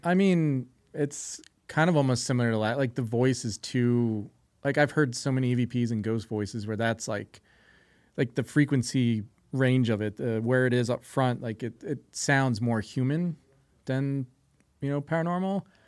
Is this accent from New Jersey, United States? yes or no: yes; New Jersey, United States; now in Las Vegas, United States; I grew up near the Pine Barrens